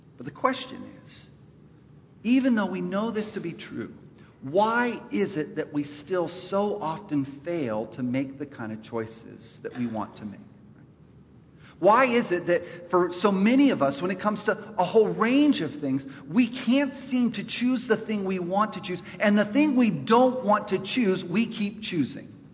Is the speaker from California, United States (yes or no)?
yes; Los Angeles, California, United States; now in North Carolina, United States; we're both from East Los Angeles